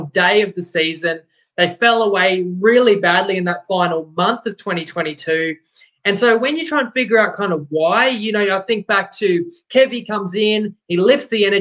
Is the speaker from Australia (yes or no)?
yes; Brisbane, Queensland, Australia; I grew up in Brisbane